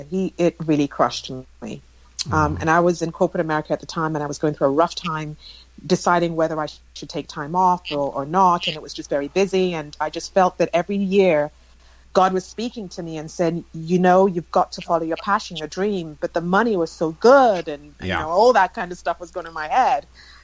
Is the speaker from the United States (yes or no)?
no; England, United Kingdom; But I basically did a lot of my growing up in England and all my education, my undergraduate, my master's, and worked for a little bit after university as well.